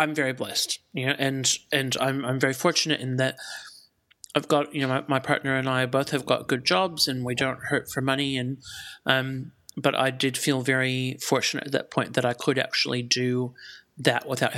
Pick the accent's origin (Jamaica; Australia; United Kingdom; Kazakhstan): Australia; Melbourne, Victoria; I'm actually from Melbourne. I'm not from here.